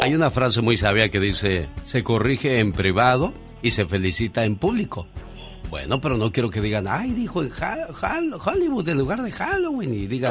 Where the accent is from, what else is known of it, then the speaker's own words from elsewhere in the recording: Luis Moya, Zacatecas, Mexico; moved away; un día salí de Luis Moya, Zacatecas. Pero Luis Moya, Zacatecas nunca salió de mí